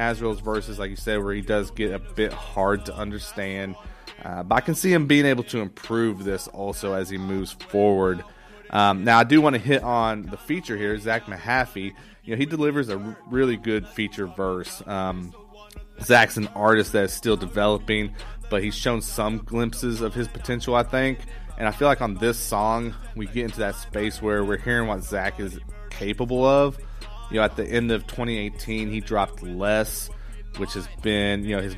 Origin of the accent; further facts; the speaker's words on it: Missouri, United States; I grew up right here in the Midwest in Missouri